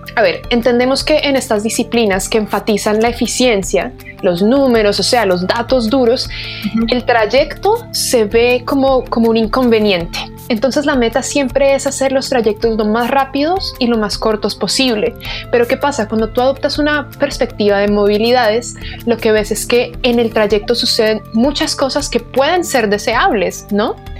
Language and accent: Spanish; Bogotá, Colombia; moved away as an adult; also born or lived in England; now in Santiago, Chile; Bogotá, que es de donde yo soy, o como Santiago, que es donde estoy ahora